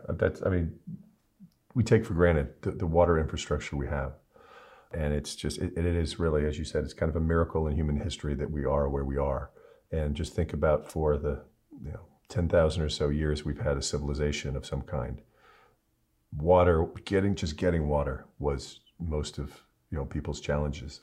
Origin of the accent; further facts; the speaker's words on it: Cleveland, Ohio, United States; I'm a Clevelander